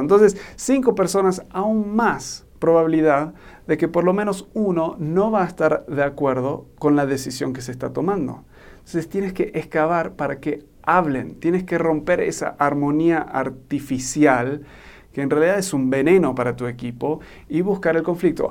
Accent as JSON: {"language": "Spanish", "country": "Argentina", "tie": "born or raised there", "moved": "yes", "lives_now": "Mexico", "said": "soy un gringo, pero me crié en Argentina y ahora estoy viviendo en México."}